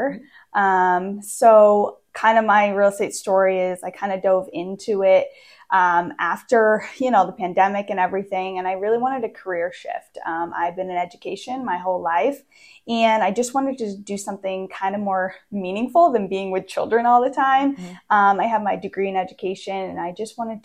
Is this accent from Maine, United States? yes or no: yes; Maine, United States; moved away as an adult; also born or lived in Pennsylvania / Virginia / Maryland; now in West Virginia, United States; So I grew up actually in Maine. I was born and raised in Maine for 25 years